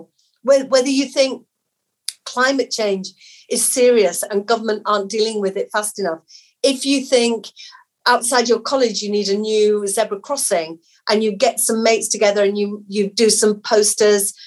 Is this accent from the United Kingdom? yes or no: yes; Batley, Yorkshire and the Humber, United Kingdom; I grew up in Batley in a council flat with my mum, my dad and my sister